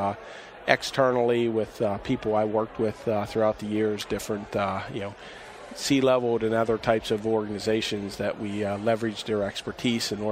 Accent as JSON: {"language": "English", "town": "Pittsburgh", "region": "Pennsylvania", "country": "United States", "also_born_or_lived": "Washington, D.C. area / West Coast", "moved": "as an adult", "said": "I'm from Pittsburgh originally, outside of Pittsburgh, my wife"}